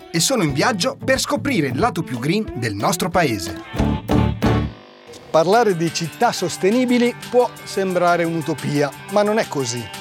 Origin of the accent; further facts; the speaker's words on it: France; Italian is a second language; now in Sardinia, Italy; io sono francese.